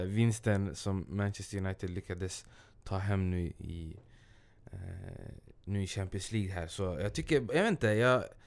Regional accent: Stockholm, Stockholm County, Sweden; jag kommer från Askeby, det är en del av Rinkeby

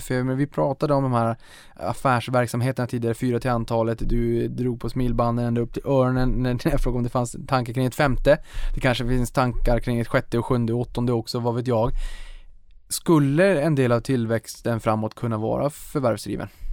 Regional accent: Boden, Norrbotten County, Sweden; now in Stockholm, Sweden; Jag kommer från Boden

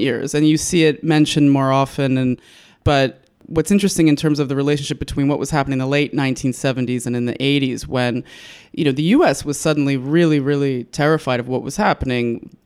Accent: United States; moved away as an adult; now in Istanbul, Turkey; I as an American

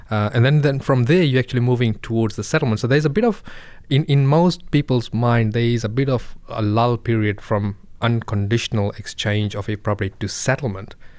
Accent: Fiji; moved away; I come from Fiji

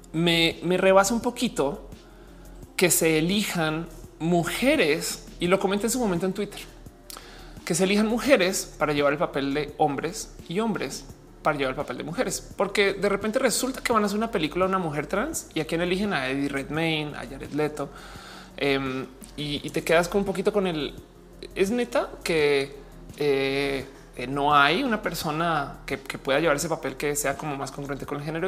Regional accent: Mexico; also born or lived in Mexico City; personas mexicanas

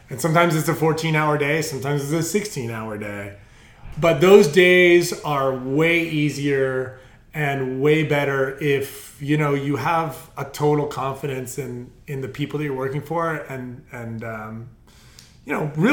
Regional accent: the Mesa, California, United States; also born or lived in Alaska; I grew up. I mean, it, it is the Mesa but it's not really the mesa i grew up off yankee farm for people who, who know where that is right above on the cliff basically above henry's beach

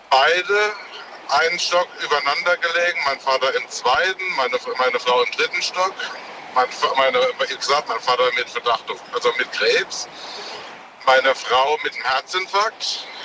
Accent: Worms, Rhineland-Palatinate, Germany; Aus Worms.

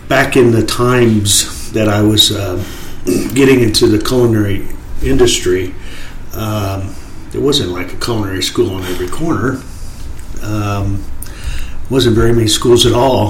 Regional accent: Dallas, Texas, United States; We grew up in East Dallas

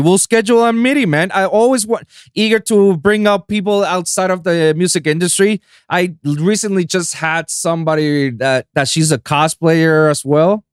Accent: San Juan, Puerto Rico; moved away as an adult; now in United States; I was born and raised in San Juan, Puerto Rico

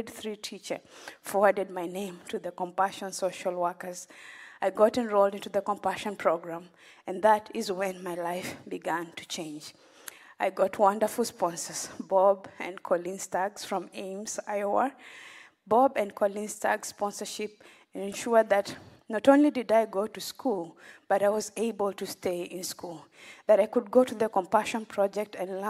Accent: Western Kenya, Kenya; I grew up in Kenya, in a village in Western Kenya

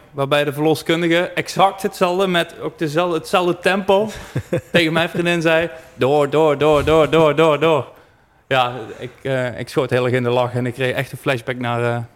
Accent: Netherlands; Daar zijn we gewoon Nederlanders voor.

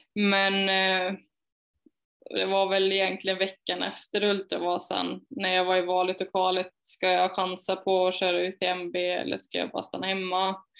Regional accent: Falköping, Västra Götaland, Sweden; moved away as an adult; also born or lived in Hjo / Skövde; jag är uppvuxen i Falköping, eller utanför Falköping och mm. utanför Hjo.

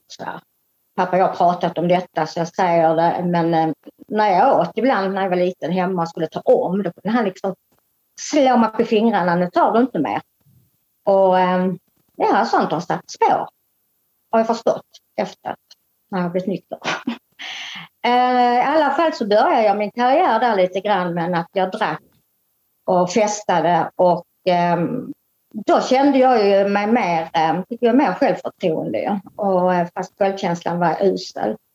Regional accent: Lund, Skåne, Sweden; also born or lived in Lomma; jag är uppväxt i Lund de första 14 åren. Och sen har jag bott 30 år i eh, Lomma

